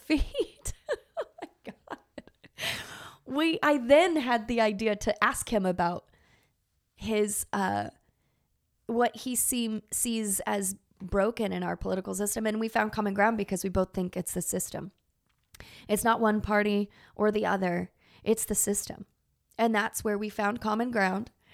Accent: Texas, United States; I grew up in Texas

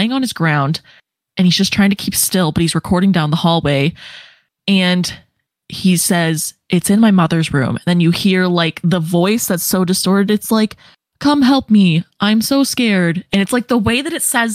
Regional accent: Tornado Alley, United States; I grew up in Tornado Alley

